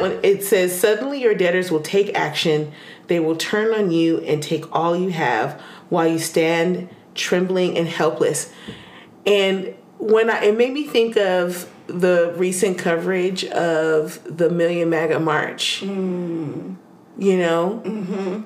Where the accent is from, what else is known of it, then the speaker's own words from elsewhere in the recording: United States; we as American